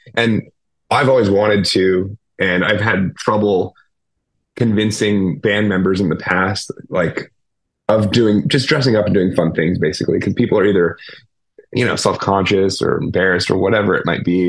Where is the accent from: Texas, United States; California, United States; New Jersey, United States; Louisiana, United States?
California, United States; Petaluma; my hometown. Like we had this place called the Phoenix Theater in Petaluma, California, in the Bay Area